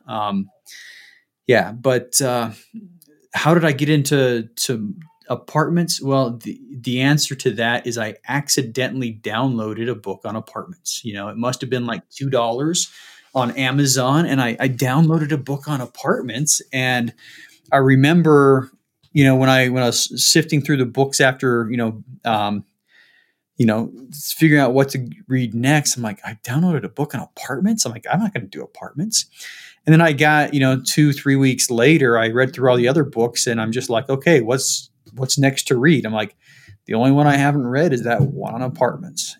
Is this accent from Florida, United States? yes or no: no; Salt Lake City, Utah, United States; Born and raised in Salt Lake